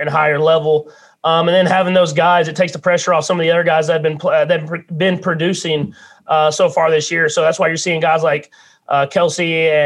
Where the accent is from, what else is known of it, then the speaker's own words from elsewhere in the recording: Whitehouse, Texas, United States; moved away; my hometown White House Wildcat colors